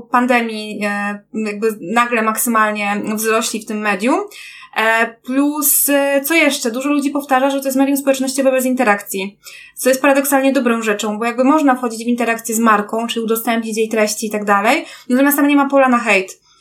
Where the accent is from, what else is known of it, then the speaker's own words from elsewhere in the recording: Kraków, Lesser Poland, Poland; ja też niby jestem z Krakowa, ale powiedzmy, że to, to są te duże tak jednostki miejskie, w których mieszkamy